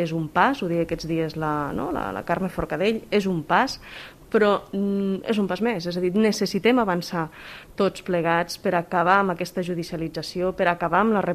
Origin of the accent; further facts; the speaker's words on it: Vallfogona de Balaguer, Catalonia, Spain; also born or lived in Brussels, Belgium; sóc de Pagona de Balaguer